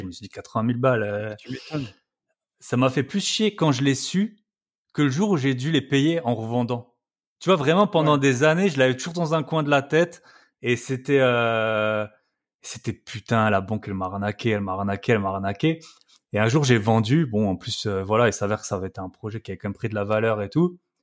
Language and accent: French; Alsace, Grand Est, France; accent: Alsatian; moved away as an adult; j'adore rentrer en France. Et, euh, et surtout en Alsace, voilà, c'est pour ça que, que j'ai l'accent